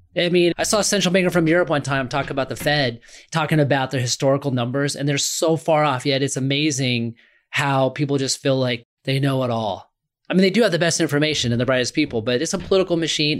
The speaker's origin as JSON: {"language": "English", "town": "Omaha", "region": "Nebraska", "country": "United States", "said": "I'm from Omaha, Nebraska"}